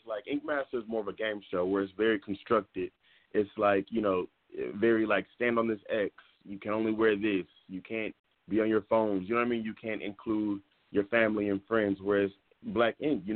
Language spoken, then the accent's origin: English; Dallas, Texas, United States; moved away as an adult; also born or lived in New York City; now in Los Angeles, United States; I'm actually from Dallas. I'm from Dallas, Texas